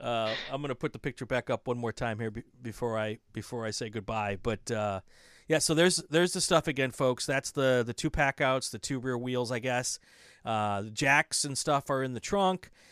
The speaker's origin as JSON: {"language": "English", "region": "Wisconsin", "country": "United States", "tie": "born or raised there", "moved": "yes", "said": "I grew up in Wisconsin"}